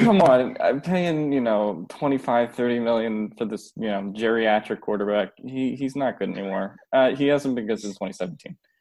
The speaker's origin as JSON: {"language": "English", "country": "United States", "tie": "born or raised there", "also_born_or_lived": "Philadelphia, Pennsylvania / New Jersey", "said": "I grew up in Philly and New Jersey"}